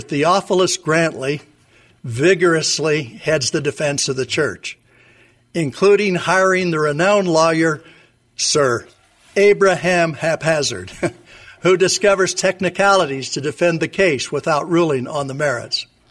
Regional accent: Logan, Utah, United States; I grew up in Logan, Utah, and graduated from Utah State University before my education at Stanford Law School

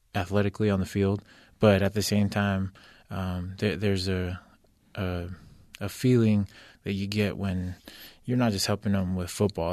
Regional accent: Orem, Utah, United States; also born or lived in Kahuku, Hawaii / San Bernardino County, California / Provo, Utah; we grew up in Orem, um, pretty much uh, just in a, a, small duplex out there. Went to Sharon Elementary

